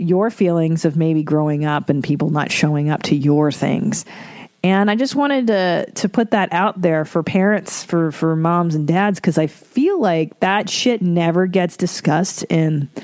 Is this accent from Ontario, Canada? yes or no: yes; Ontario, Canada; fellow Ontarian.